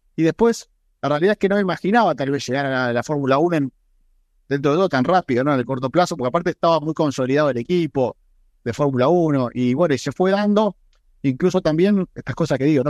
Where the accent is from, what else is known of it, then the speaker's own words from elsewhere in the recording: Argentina; Argentina y me viene a la mente orgullo, mi nacionalidad, o sea, poder haber representado a mi país por el mundo